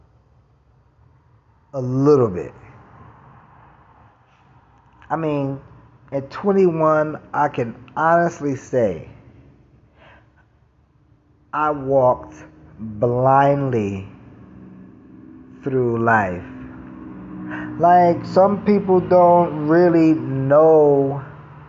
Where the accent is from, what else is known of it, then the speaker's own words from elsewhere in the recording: New York City, New York, United States; moved away; I'm from Brooklyn